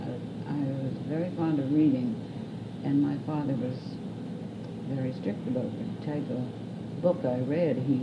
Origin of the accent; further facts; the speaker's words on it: Toronto, Ontario, Canada; also born or lived in Scotland; I was born in Scotland and came as a child of five to Toronto. And then we moved to Etobicoke, Islington as it was known then, when in 1912